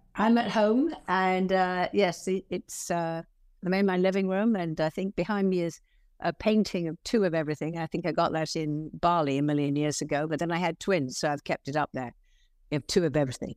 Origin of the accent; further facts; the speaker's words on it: London, United Kingdom; accent: English; moved away as an adult; also born or lived in Hillingdon, Middlesex; now in United States; I grew up in, uh, Merton Park. It's very close to Wimbledon